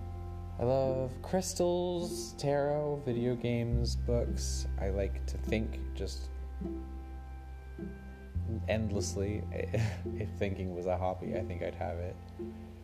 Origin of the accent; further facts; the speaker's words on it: Anchorage, Alaska, United States; moved away as an adult; now in Seattle, United States; I was born and raised in Alaska, in Anchorage, which is the biggest city in Alaska